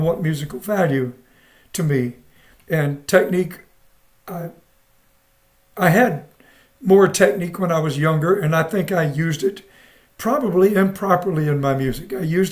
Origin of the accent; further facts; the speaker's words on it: South Carolina, United States; moved away; also born or lived in Japan / Panama / New Jersey; I'm born and raised in the South